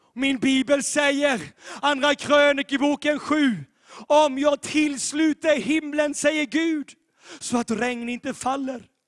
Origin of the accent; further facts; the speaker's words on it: Sweden; also born or lived in Sävsjö, Sweden; vårt land Sverige